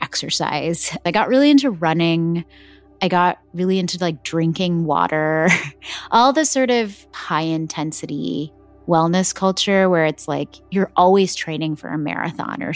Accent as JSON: {"language": "English", "region": "Texas", "country": "United States", "tie": "born or raised there", "said": "My parents were born and brought up in South India, and I was born and brought up in Texas in America."}